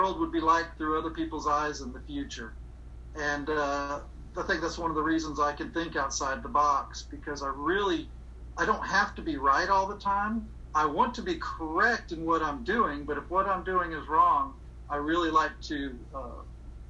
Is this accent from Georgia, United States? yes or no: yes; Augusta, Georgia, United States; I'm from Augusta. I've been here my entire life